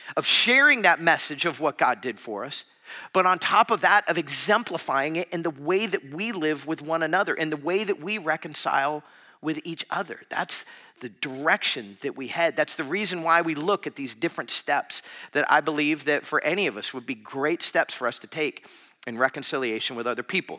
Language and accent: English; South Florida, United States; now in Madison, United States; I was from South Florida